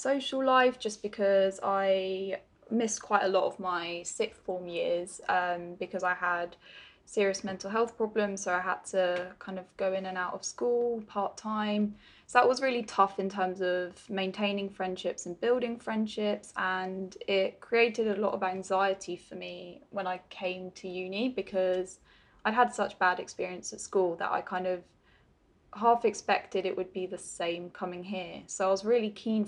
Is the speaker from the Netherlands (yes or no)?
yes; Netherlands; also born or lived in Dover, England / Guildford, England; now in United Kingdom; I'm Dutch. I'm from the Netherlands, but I'm living on the southeast coast of England with my family at the moment, near Dover.